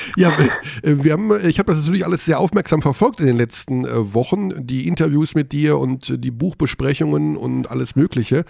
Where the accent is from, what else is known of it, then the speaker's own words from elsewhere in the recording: Hagen, North Rhine-Westphalia, Germany; aus meiner Heimatstadt auch aus Hagen